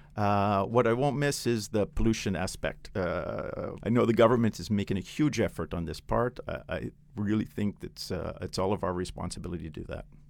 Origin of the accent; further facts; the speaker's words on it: Canada; now in China; I'm Canadian